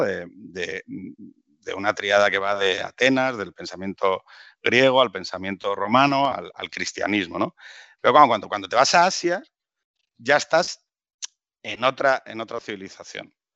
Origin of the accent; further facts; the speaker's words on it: Gijón, Asturias, Spain; los dos somos de Gijón